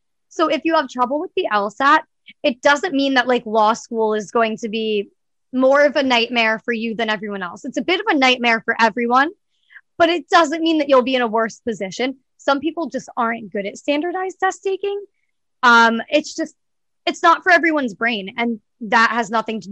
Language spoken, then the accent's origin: English; Southern New Hampshire, United States; moved away as an adult; now in New York, United States; I'm from the Boston area. I'm from Southern New Hampshire. So I'm like 40 minutes outside of Boston.